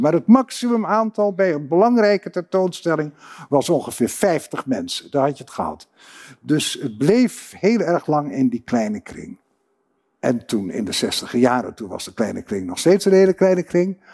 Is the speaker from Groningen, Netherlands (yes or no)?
yes; Groningen, Netherlands; ik kom uh, reusachtig uit Groningen en daar ben ik ook heel trots op